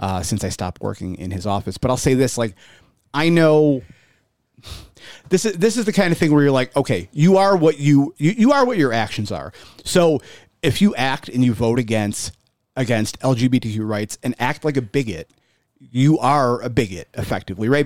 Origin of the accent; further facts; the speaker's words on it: Buffalo, New York, United States; I'm from South Buffalo